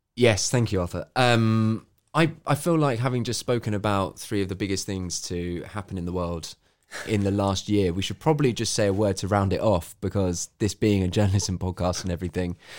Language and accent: English; United Kingdom; this is me being a Brit